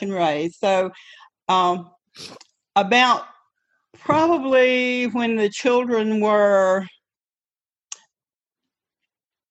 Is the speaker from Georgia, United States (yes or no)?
yes; Georgia, United States; I'm Southern. I'm from Georgia.